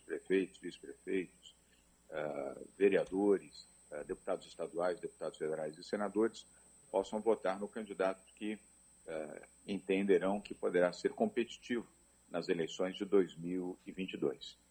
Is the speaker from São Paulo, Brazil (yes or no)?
yes; São Paulo, Brazil; Eu nasci em São Paulo, capital